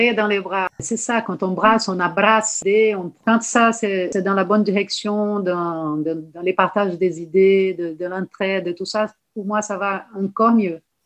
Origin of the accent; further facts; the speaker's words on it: Salvador, Bahia, Brazil; French is a second language; moved away as an adult; now in France; De Salvador de Bahia une terre très ensoleillée